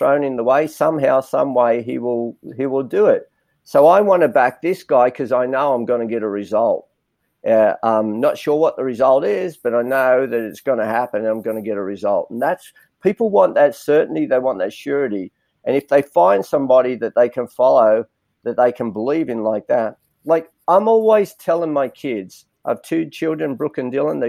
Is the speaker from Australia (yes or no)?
yes; Granville, New South Wales, Australia; Even though I grew up in Granville, I go, I'm Australian.